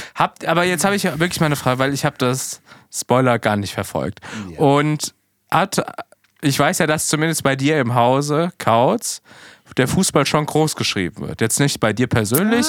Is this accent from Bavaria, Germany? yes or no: no; Oberrad, Hesse, Germany; es gibt den Oberrat, da wo ich herkomme, ne, da wo ich geboren und aufgewachsen bin